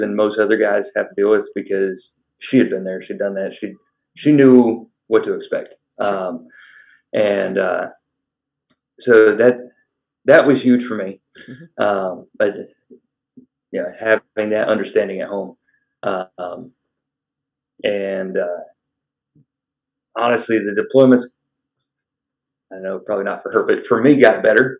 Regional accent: Cave Creek, Arizona, United States; I grew up in Cape Creek

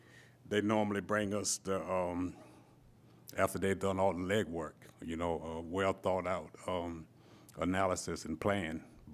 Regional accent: Hinesville, Georgia, United States; I'm born and raised in Hinesville, but where I live now is called Timber Ridge.

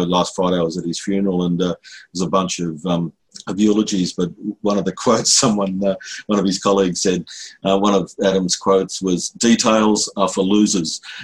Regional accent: Lismore, New South Wales, Australia; also born or lived in Sydney; now in Brisbane, Australia; that's my hometown, basically. I grew up in Lismore

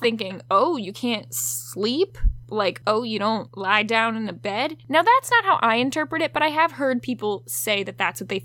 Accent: Virginia, United States; growing up in Virginia

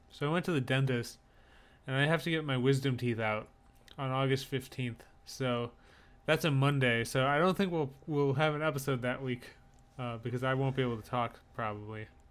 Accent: upper Midwest, United States; I'm Midwest, but I'm the top of the Midwest

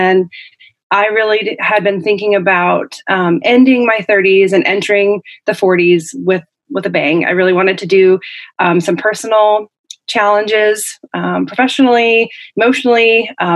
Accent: Oregon, United States; moved away as an adult; also born or lived in Canada / Syracuse, New York; I'm from Oregon originally. I was born on the East Coast in Canada. My dad is from upstate New York, and my mom is Canadian. And I was born out there. And then when I was little, I moved out to Oregon and grew up there.

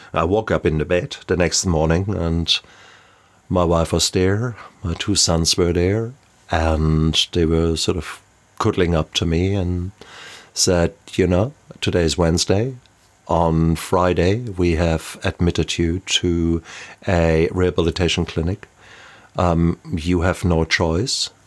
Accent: Germany; moved away as an adult; now in New Zealand; I am a German and lived around the world and now settled down with my beautiful family here in the even more beautiful New Zealand

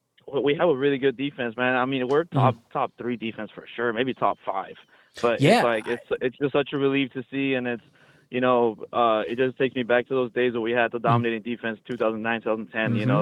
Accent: South Texas, United States; I'm from South Texas

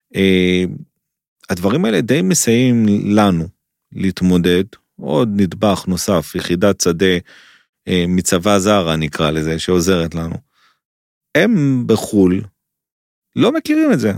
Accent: Israel; אני ישראלי

